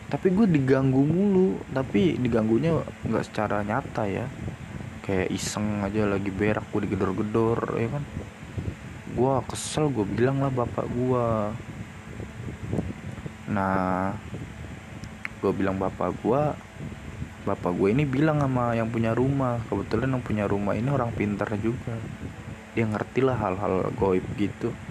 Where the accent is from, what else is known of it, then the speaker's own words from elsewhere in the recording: Java, Indonesia; menurut adat gua orang Jawa emang hal-hal mistis gitu masih ada apalagi kita tinggal di Indonesia